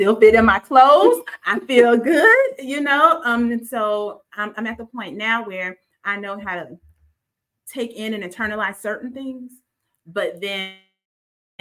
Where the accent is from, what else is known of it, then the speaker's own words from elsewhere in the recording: Mississippi, United States; I grew up in Mississippi